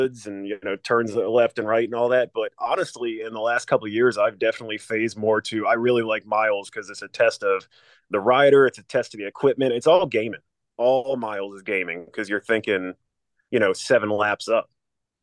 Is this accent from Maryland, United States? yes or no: yes; Maryland, United States; I'm from Maryland